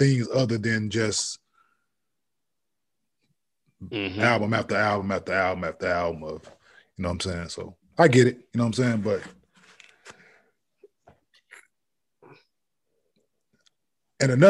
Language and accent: English; the South, United States; I'm from the South